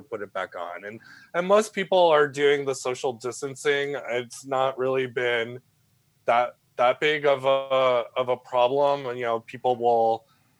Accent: New England, United States; now in San Francisco, United States; I'm initially from New England

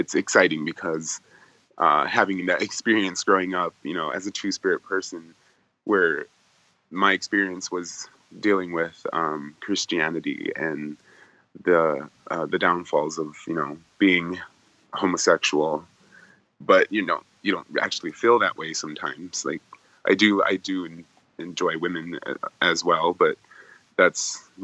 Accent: North Dakota, United States; moved away as an adult; now in Los Angeles, United States; I grew up in North Dakota, and that was on the Fort Berthold Reservation.

